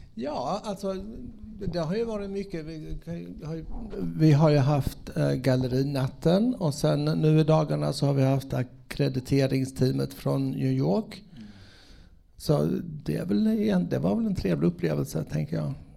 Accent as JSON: {"language": "Swedish", "region": "Skåne", "country": "Sweden", "tie": "born or raised there", "accent": "Scanian", "said": "jag är faktiskt född i Skåne med, med skånsk, ja, skånsk dialekt och allting"}